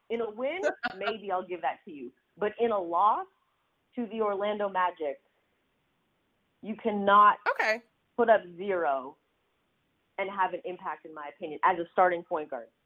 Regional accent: Canada; now in United States; if anyone knows because I'm from Canada, it's

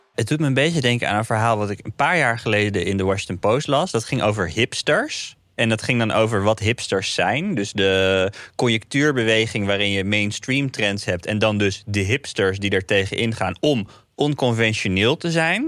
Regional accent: North Brabant, Netherlands; Ik kom uit Brabant

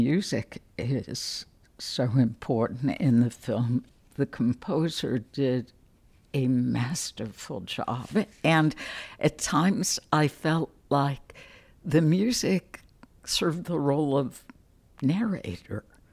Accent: United States; being American

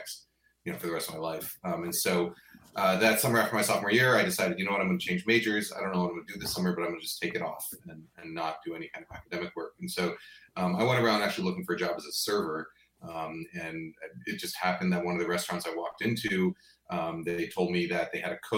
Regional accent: New York, United States; moved away as an adult; also born or lived in Boston; I grew up in New York. Went to school in Boston

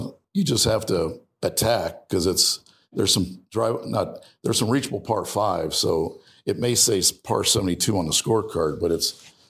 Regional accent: Ohio, United States; I grew up in Ohio

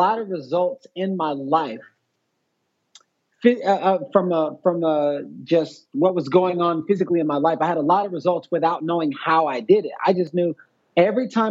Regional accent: Houston, Texas, United States; now in Los Angeles, United States; I'm originally from Texas. I was born and raised in Houston

